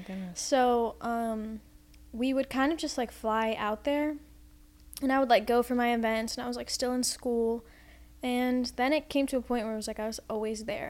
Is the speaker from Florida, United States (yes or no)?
yes; Orlando, Florida, United States; also born or lived in Los Angeles, California; I grew up in Orlando